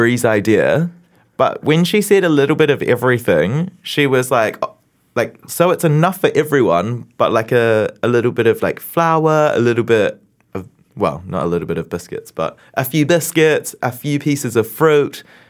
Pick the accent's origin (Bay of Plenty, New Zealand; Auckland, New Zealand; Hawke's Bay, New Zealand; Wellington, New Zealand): Bay of Plenty, New Zealand; Tauranga; born or raised there